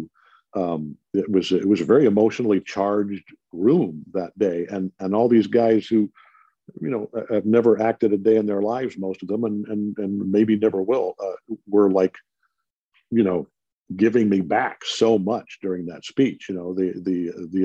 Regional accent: Detroit, Michigan, United States; my hometown Detroit Tigers

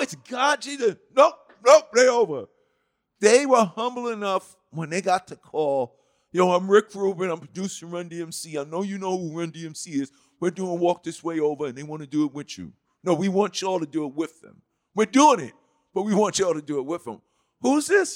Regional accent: New York City, New York, United States; growing up in Hollis

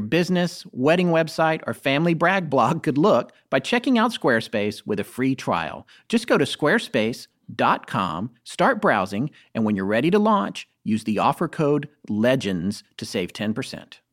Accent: Raleigh, North Carolina, United States; also born or lived in Death Valley, California / Denver, Colorado; I moved to Raleigh, North Carolina, which is where I consider myself as being from. I grew up more in North Carolina, although Denver has a special place in my heart.

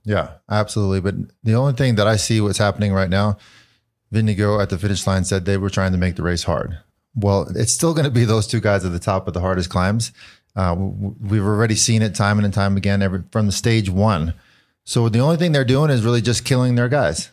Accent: United States; as an American

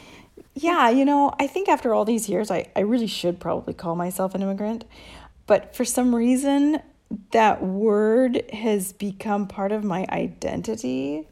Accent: United States; moved away as an adult; now in Italy; being an American

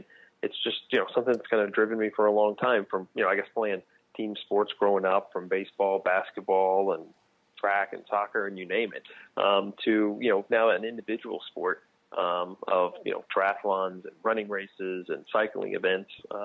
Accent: Texas, United States; moved away as an adult; now in New Jersey, United States; I grew up in Texas

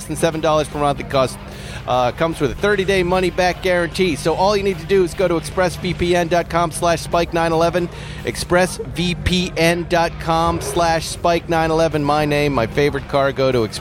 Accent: Massachusetts, United States; now in California, United States; I grew up in Massachusetts

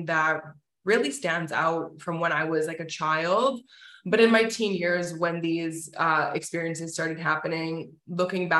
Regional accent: Winnipeg, Manitoba, Canada; now in Toronto, Canada; grew up in Winnipeg, Manitoba. I live in Toronto now.

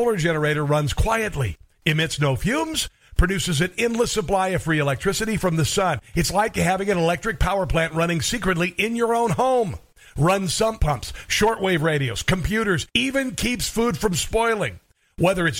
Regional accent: Iowa, United States; moved away; also born or lived in Minnesota / Cincinnati, Ohio / Maryland; I grew up in Iowa, and I lived in Minnesota and Cincinnati

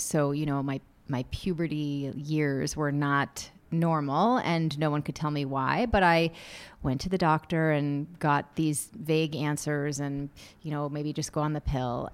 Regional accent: Massachusetts, United States; I grew up in Massachusetts

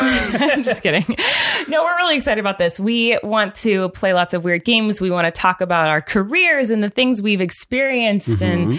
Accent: Santa Barbara, California, United States; No, I grew up in Santa Barbara, California.

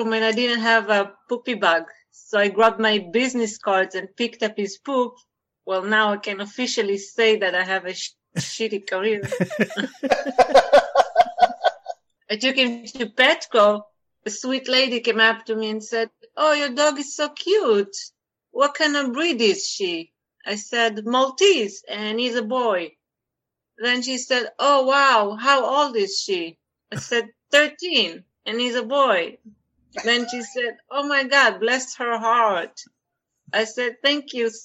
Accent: Israel; English is a second language; moved away as an adult; now in United States; I'm from Israel. I'm actually mixed Israeli French

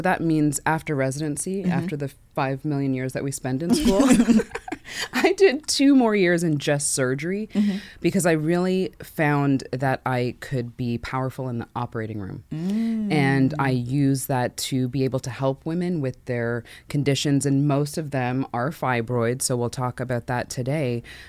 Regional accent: Canada; I'm Canadian. First things first, yes, everyone, take a gasp.

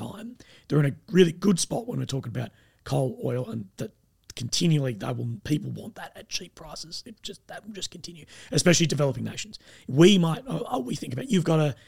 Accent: Australia; myself as an Australian YouTuber

